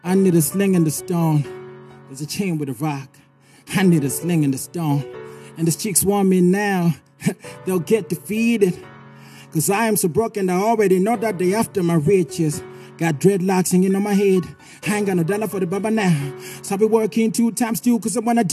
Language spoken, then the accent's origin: English; Zimbabwe; I come from Tinwald.